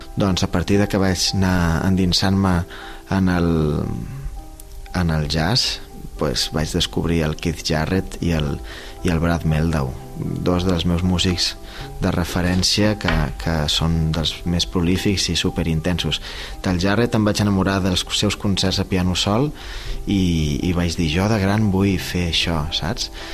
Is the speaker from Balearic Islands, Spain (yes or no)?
yes; Mahón, Balearic Islands, Spain; moved away as an adult; now in Barcelona, Spain; som músic menorquí, nascut a Maó el 87, eh, som pianista des de que tinc 7 anys, eh, vaig viure a Menorca fins als 18